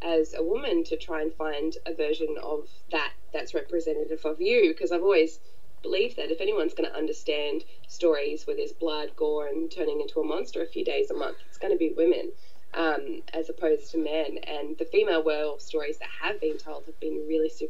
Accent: Australia; born or raised there; also born or lived in New Zealand

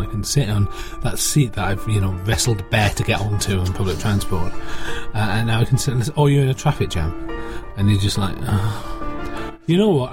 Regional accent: United Kingdom; as a British person who doesn't get to vote in American elections because I'm a British person

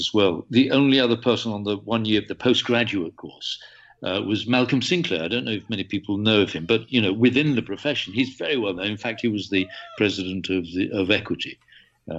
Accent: Hull, Yorkshire and the Humber, United Kingdom; moved away; I was born in Hull. I came back to the Humberside Theatre Company

